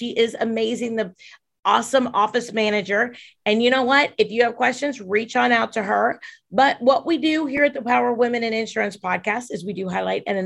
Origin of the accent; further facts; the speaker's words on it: Dubuque, Iowa, United States; moved away; also born or lived in Wisconsin / Winona, Minnesota; I grew up in Iowa and Wisconsin